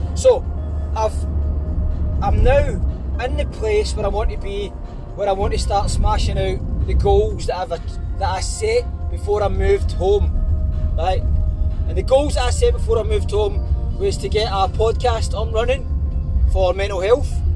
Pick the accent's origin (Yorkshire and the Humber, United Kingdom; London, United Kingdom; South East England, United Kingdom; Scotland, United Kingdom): Scotland, United Kingdom; Glasgow; I am a boy from Glasgow